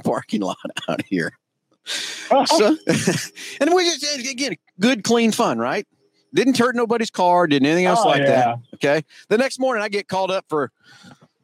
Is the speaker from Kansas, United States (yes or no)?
yes; Halstead, Kansas, United States; we're in Halstead, Kansas, my hometown.